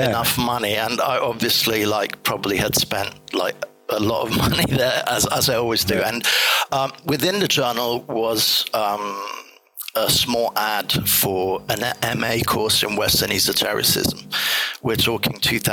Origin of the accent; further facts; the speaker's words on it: Italy; moved away as an adult; also born or lived in England; I'm half Italian, half English, but I grew up in Italy until I turned 18.